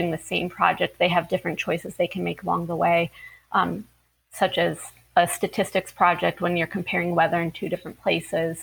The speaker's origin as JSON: {"language": "English", "region": "Ohio", "country": "United States", "also_born_or_lived": "Florida", "moved": "as an adult", "said": "I'm originally from Ohio, but I moved to Florida to begin my teaching career."}